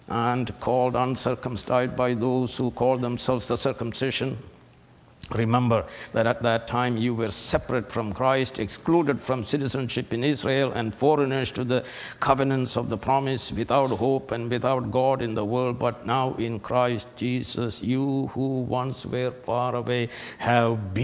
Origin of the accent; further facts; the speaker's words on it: India; moved away; I was brought up in Syrian Orthodox Church. They are the Brahmins in India